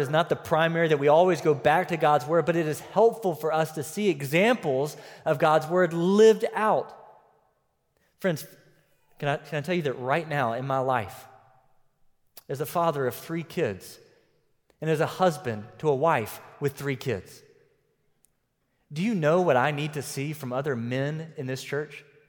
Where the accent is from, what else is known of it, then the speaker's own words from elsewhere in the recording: United States; my citizenship was still as an American